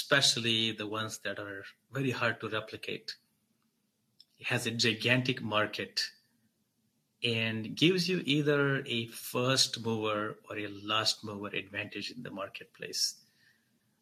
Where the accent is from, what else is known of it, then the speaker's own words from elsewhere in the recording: Mumbai, Maharashtra, India; moved away as an adult; also born or lived in New York, United States; now in San Francisco Bay Area, United States; After migrating from Mumbai to New York while I was 18, I moved to Bay Area from New York